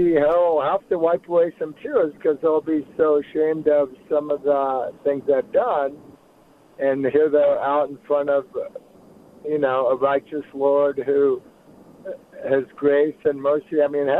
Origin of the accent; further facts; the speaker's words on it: Seattle, Washington, United States; now in Salt Lake City, United States; I'm a Washingtonian from Seattle, but I've lived here in Salt Lake since 2000.